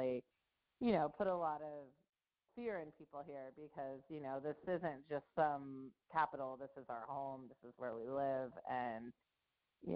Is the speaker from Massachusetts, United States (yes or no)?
no; Northern California, United States; moved away as an adult; also born or lived in Philadelphia; I grew up in California